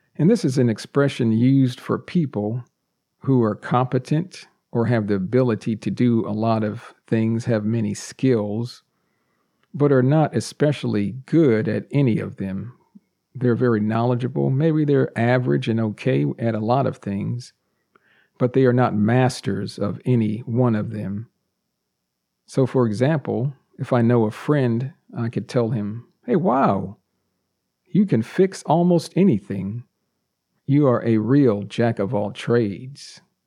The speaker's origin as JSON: {"language": "English", "country": "United States", "tie": "born or raised there", "first_language": "English", "said": "I'm a native English speaker born and raised in the United States"}